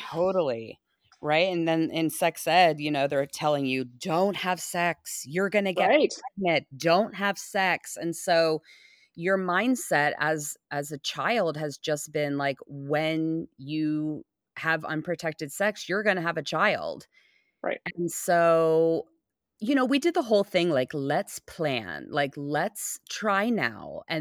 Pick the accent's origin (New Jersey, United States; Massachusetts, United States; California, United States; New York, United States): California, United States; Los Angeles; now in Oklahoma, United States; and where I come from in LA, it's like eh, very like old parents are having children.